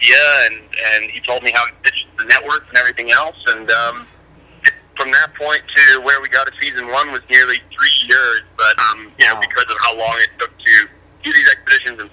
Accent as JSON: {"language": "English", "country": "Zimbabwe", "tie": "born or raised there", "moved": "yes", "lives_now": "United States", "said": "I grew up in Southern Africa."}